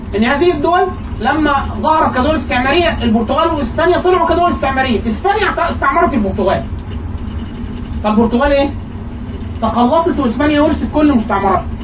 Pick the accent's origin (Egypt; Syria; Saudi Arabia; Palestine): Egypt